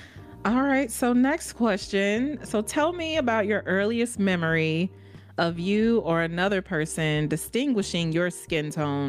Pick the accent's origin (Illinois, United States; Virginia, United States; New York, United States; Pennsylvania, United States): Illinois, United States; growing up in Illinois, right, in the Midwest, also snow, real winters